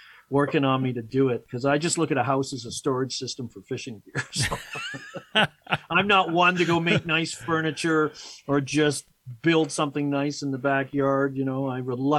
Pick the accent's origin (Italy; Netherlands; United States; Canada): Canada; Victoria, British Columbia; moved away as an adult; also born or lived in England / Chilliwack, British Columbia / Vancouver, British Columbia; now in Edmonton, Canada; my dad got a job on Vancouver Island. So I grew up on there in the Greater Victoria area